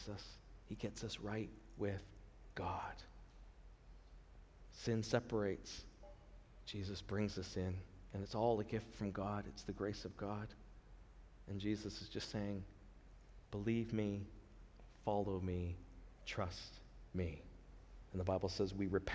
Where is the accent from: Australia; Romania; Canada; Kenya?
Canada; we're in Canada now. We're Canadian, we're under the rule and government of Canada